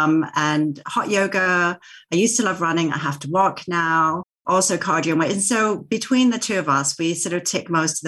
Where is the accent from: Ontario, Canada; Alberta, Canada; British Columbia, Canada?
British Columbia, Canada; Vancouver; moved away as an adult; also born or lived in Tokyo; now in England; I am Japanese Canadian, born in Vancouver, traveled around quite a bit post-university